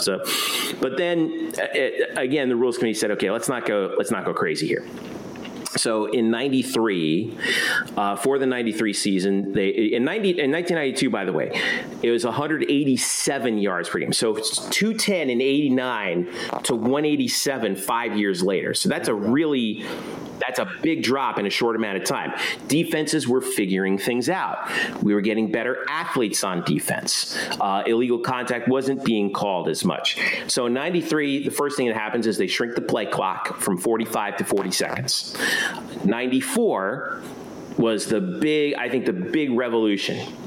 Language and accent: English; South Florida, United States; I grew up in South Florida